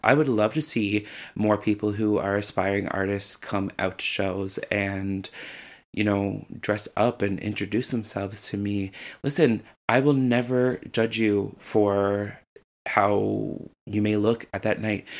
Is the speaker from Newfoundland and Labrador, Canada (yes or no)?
yes; St. John's, Newfoundland and Labrador, Canada; I'm from Saint John's, Newfoundland, Labrador, and I'm a drag queen.